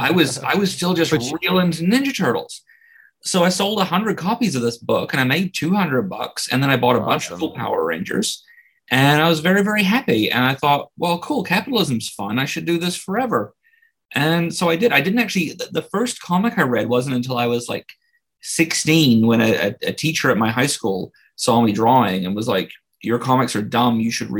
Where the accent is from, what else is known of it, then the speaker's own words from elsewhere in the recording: New Zealand; I was born and raised there, lived there for 30 miserable years.